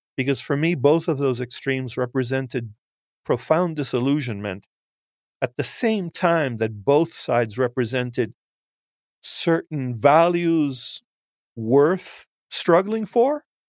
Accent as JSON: {"language": "English", "country": "United States", "tie": "born or raised there", "said": "I'm Cuban American. I'm, uh, first generation, first born. I can honestly say I was made in Cuba, but born in the United States."}